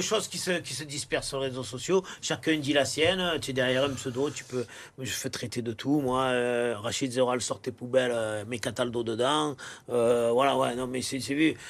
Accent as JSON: {"language": "French", "town": "Marseille", "region": "Provence-Alpes-Côte d'Azur", "country": "France"}